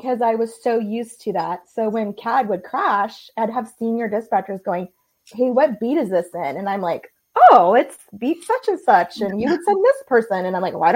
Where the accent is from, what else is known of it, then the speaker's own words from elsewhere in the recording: California, United States; moved away as an adult; also born or lived in Southeast Georgia; I grew up in California, and when I was 21, had one of those, I don't really know what I want to do with my life moments. And so I moved to Southeast Georgia